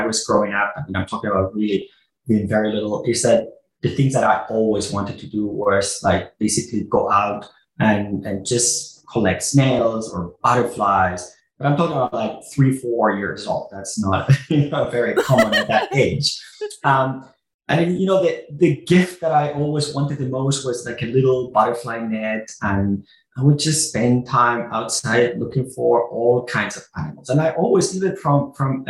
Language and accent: English; south of Barcelona, Catalonia, Spain; moved away as an adult; now in United States; I'm originally from Spain. I grew up south of Barcelona, where I did my undergrad and my graduate school.